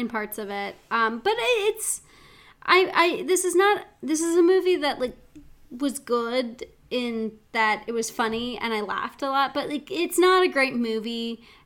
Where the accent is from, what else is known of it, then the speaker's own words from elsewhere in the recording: Missoula, Montana, United States; my hometown